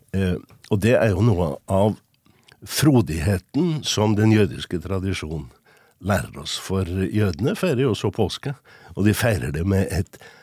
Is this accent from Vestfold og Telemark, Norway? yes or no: no; Trondheim, Trøndelag, Norway; jeg vokste opp i Trondheim. På Rosenborg.